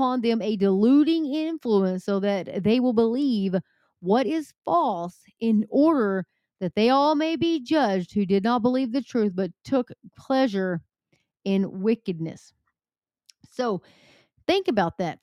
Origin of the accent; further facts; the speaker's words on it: Texas, United States; I'm from Texas